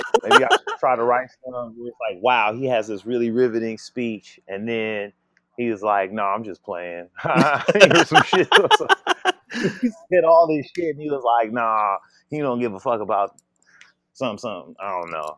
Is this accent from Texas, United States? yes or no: no; Bay Area, California, United States; moved away; also born or lived in Los Angeles; I'm from the Bay Area, and so it's a highly politically aware area